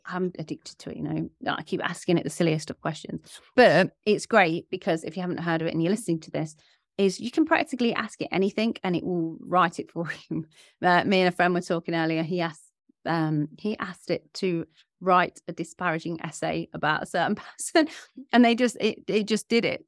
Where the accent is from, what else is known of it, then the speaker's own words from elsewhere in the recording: Leicester, East Midlands, United Kingdom; my hometown, Leicester